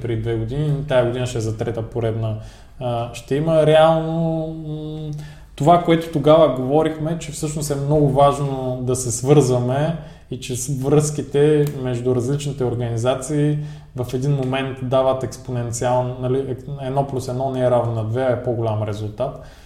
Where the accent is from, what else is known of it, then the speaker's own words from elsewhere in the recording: Ruse, Ruse Province, Bulgaria; ние като българи, като русенци